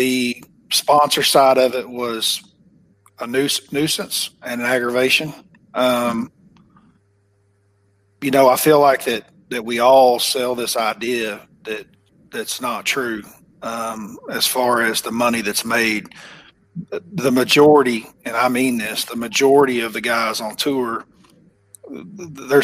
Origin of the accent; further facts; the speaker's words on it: Oklahoma, United States; accent: Oklahoma; my Oklahoma accent's probably a little too thick